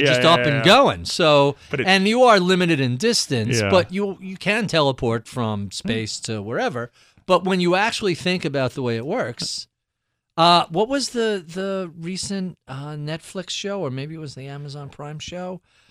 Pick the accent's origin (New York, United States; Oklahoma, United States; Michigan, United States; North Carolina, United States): New York, United States; I'm a New Yorker